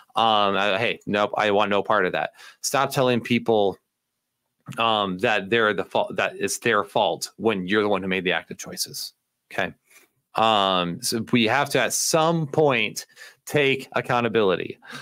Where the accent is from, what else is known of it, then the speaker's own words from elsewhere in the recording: United States; I'm such an American in this area